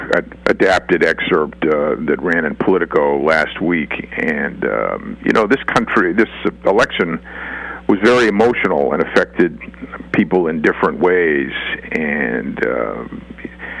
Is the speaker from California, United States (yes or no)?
no; Boston, Massachusetts, United States; I'm from Boston and Massachusetts, a blue state